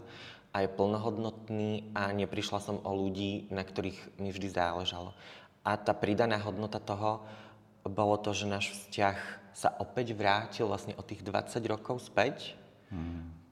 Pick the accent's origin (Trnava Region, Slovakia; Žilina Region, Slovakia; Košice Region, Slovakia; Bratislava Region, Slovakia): Košice Region, Slovakia; Spišská Nová Ves; moved away as an adult; also born or lived in Germany; now in Košice, Slovakia; ja pochádzam zo Spišskej Novej Vsi